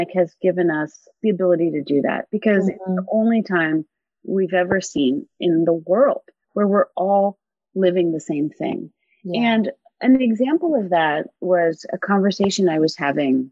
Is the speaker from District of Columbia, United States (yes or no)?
yes; Washington, District of Columbia, United States; also born or lived in New Zealand; I grew up in Washington, D.C.